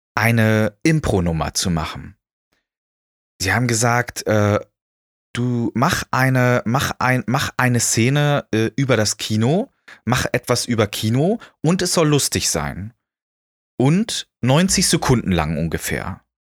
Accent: Schleswig-Holstein, Germany; moved away as an adult; now in Erfurt, Germany; dass ich in Schleswig-Holstein groß geworden äh, bin

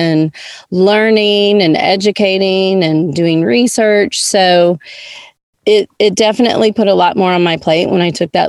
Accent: Nashville, Tennessee, United States; moved away as an adult; also born or lived in Georgia; now in Jackson, United States; I was born and raised in Nashville, Tennessee

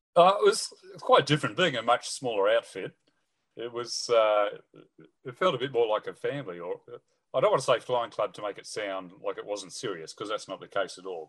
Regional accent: Sydney, New South Wales, Australia; also born or lived in England; mum, dad, me, and my brother settled in Sydney, and that's where I basically grew up and did all my schooling

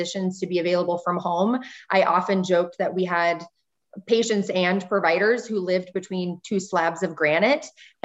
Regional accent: Montana, United States; also born or lived in Texas; I was born and raised in Montana, spent most of my life in the Northwest, other than my medical training in Texas

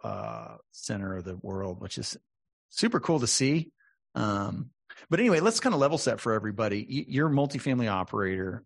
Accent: San Antonio, Texas, United States; I grew up in San Antonio

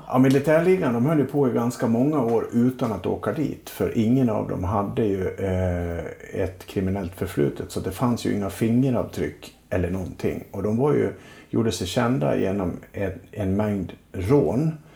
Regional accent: Leksand, Dalarna County, Sweden; jag är ju uppvuxen i Leksand

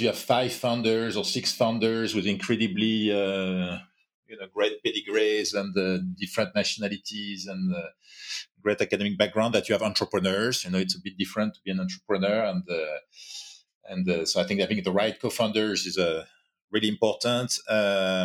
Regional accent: France; accent: French; English is a second language; also born or lived in Asia / New York; now in Paris, France; But was born in France and I'm quite French, as you can hear

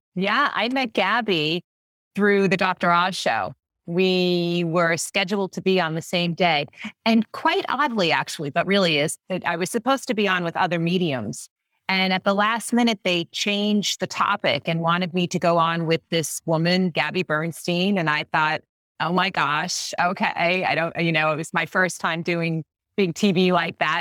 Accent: Long Island, New York, United States; I grew up on Long Island and everyone around me was Catholic

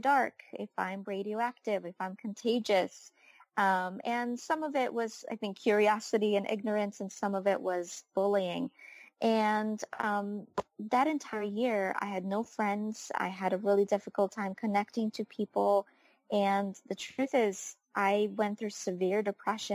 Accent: Ukraine; moved away; I was born and raised in Ukraine

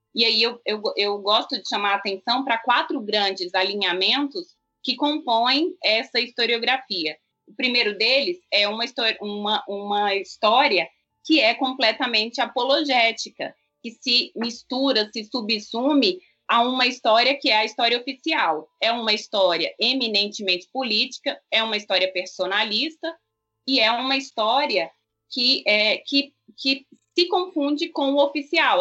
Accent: Goiânia, Goiás, Brazil; moved away as an adult; now in Brasília, Brazil; eu também sou uma, uma chegante, eu sou goiana, de Goiânia

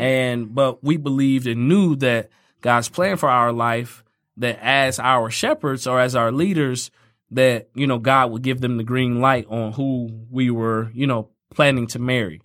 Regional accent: Fort Wayne, Indiana, United States; moved away; I grew up in Fort Wayne, Indiana, where everything is fifteen minutes away.

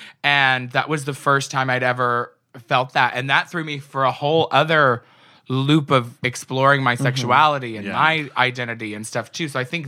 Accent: Arkansas, United States; also born or lived in California; now in San Diego, United States; I was raised in Arkansas

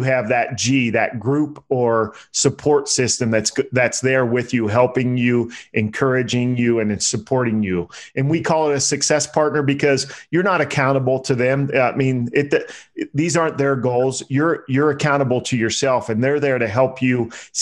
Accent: Pennsylvania, United States; now in Las Vegas, United States; I'm from Pennsylvania.

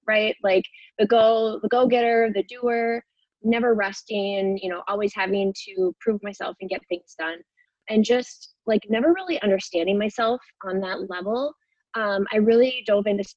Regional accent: Minnesota, United States; I am from the United States in the state of Minnesota.

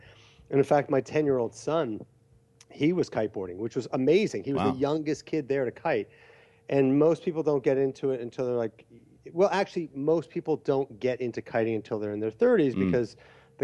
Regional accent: Canada; growing up in Canada, where it's cold

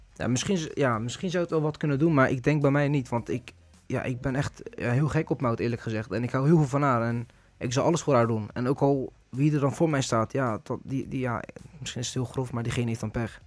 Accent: Netherlands; ik ben geboren en getogen in Nederland

